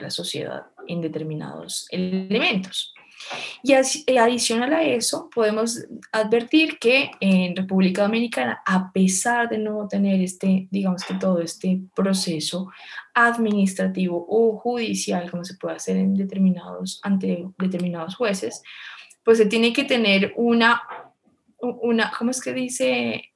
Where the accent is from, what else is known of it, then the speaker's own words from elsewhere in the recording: Colombia; en Colombia estamos avanzados en términos jurídicos